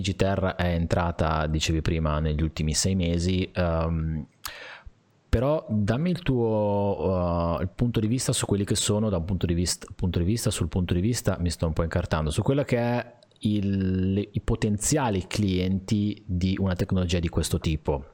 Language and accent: Italian; Liguria, Italy; essendo Liguri